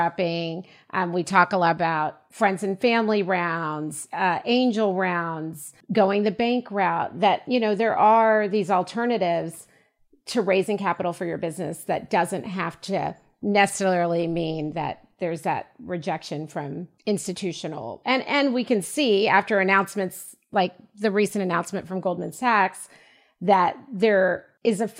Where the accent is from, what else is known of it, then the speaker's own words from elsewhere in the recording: United States; as a young Black girl growing up in the United States